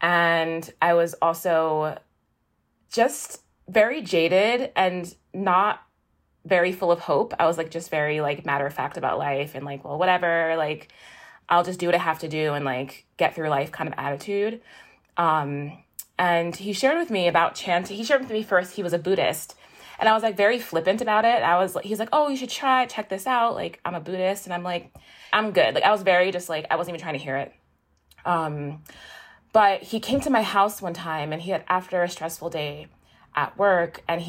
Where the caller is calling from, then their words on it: Peekskill, New York, United States; I'm calling from Peekskill, New York. It's a little bit, maybe like an hour north of New York City.